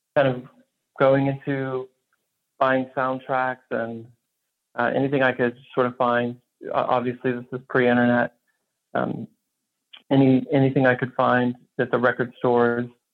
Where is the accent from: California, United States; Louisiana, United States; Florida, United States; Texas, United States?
Texas, United States; Houston; I grew up in Houston, so I was completely surrounded by country western